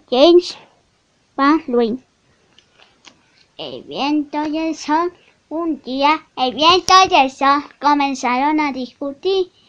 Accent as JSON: {"language": "Spanish", "country": "Mexico", "said": "Soy un niño de México de 7 años."}